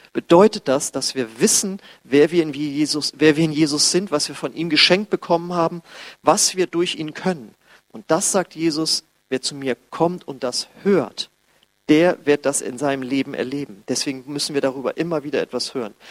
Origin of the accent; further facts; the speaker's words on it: Germany; wir als Deutsche